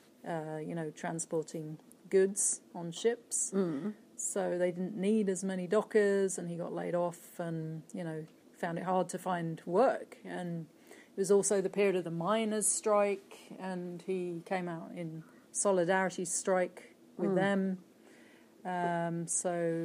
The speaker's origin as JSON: {"language": "English", "country": "United Kingdom", "moved": "as an adult", "lives_now": "Sweden", "said": "I've never really identified strongly as British or English"}